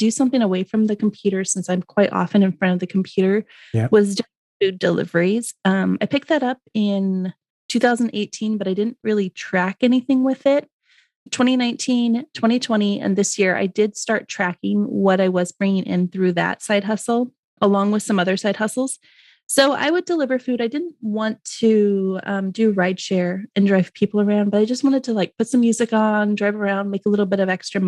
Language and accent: English; Portland, Oregon, United States; I was born and raised in the Pacific Northwest of the United States. I grew up just outside of Portland, Oregon, on a family farm.